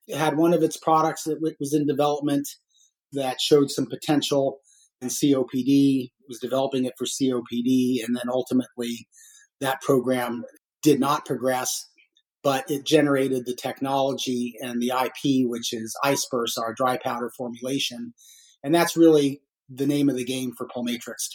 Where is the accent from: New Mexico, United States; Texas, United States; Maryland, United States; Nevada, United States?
New Mexico, United States; Albuquerque; moved away as an adult; Little town called Albuquerque, New Mexico